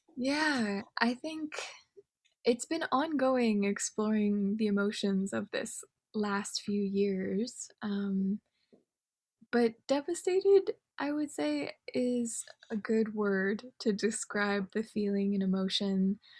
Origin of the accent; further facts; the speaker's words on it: Canada; being Japanese Canadian